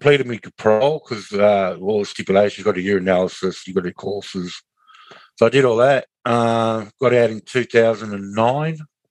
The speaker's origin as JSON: {"language": "English", "town": "Kalgoorlie", "region": "Western Australia", "country": "Australia", "tie": "born or raised there", "also_born_or_lived": "Katanning, Western Australia", "lives_now": "Bunbury, Australia", "said": "Went to Kalgoorlie when I was about a year and a half old. Stayed in Kalgoorlie to 1999"}